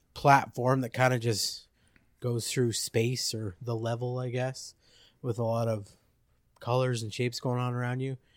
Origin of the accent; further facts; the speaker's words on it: Abbotsford, British Columbia, Canada; also born or lived in Drumheller, Alberta / Chilliwack; pretty much born and raised there.